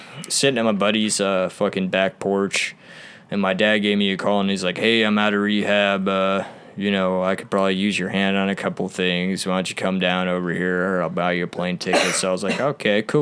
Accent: Deltona, Florida, United States; now in Owensboro, United States; I'm originally from Deltona, Florida

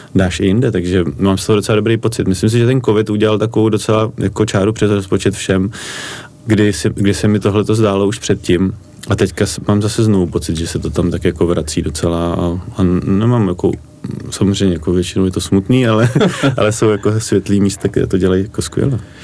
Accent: Prague, Czechia; já jsem ze Strašnic

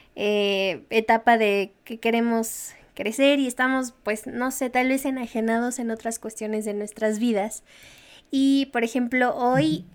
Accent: Mexico; como ciudadanos mexicanos

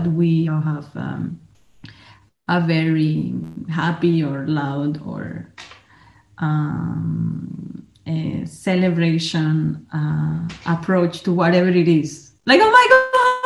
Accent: Colombia; moved away as an adult; now in Austria; I consider myself 100% Colombia, from Colombia. And even though I live in Austria already 18 years and a half

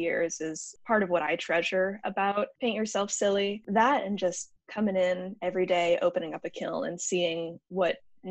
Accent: Lincoln, Nebraska, United States; I grew up in Lincoln. I was born and raised here.

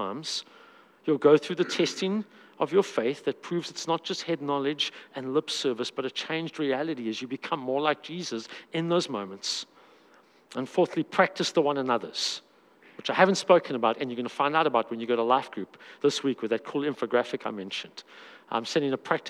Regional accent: South Africa; I'm a South African man

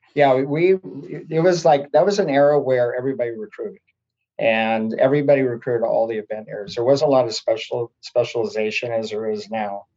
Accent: Oregon coast, United States; also born or lived in Montana; I was born in Montana, and then so I lived there for a number of years, and then we my family bought a dairy farm on the Oregon coast

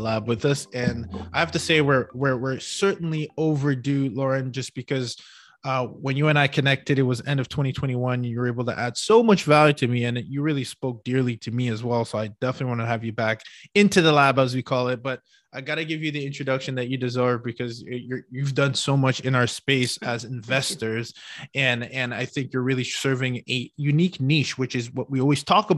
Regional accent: Canada; now in United States; I'm a Canadian here in the US

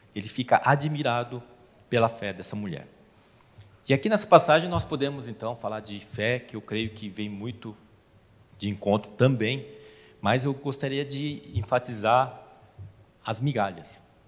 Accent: South Korea; now in Brazil; eu sou coreano

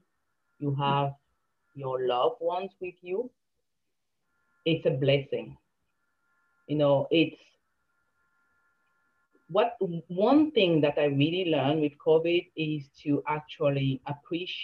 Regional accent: Cameroon; now in Canada; I came from Cameroon

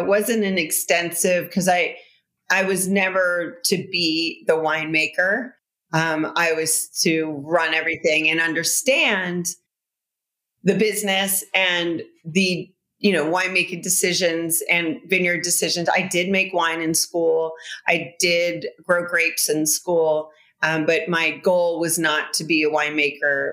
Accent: United States; also born or lived in Bordeaux, France; as an American

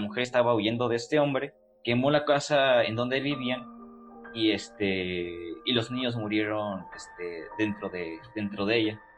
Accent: Celaya, Guanajuato, Mexico; yo soy de, pues somos de Celaya, Guanajuato, pero yo soy de una comunidad a las afueras de Celaya. Este, mi pueblo se llama San Juan de la Vega

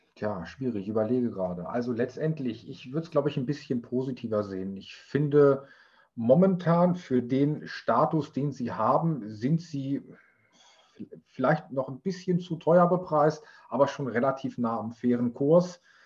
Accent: Germany; bei uns in Deutschland

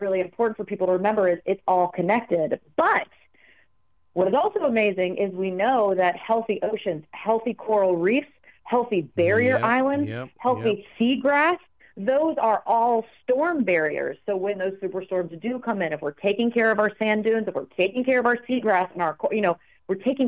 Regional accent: Raleigh, North Carolina, United States; I'm from Raleigh, North Carolina. Those beaches were my playground growing up.

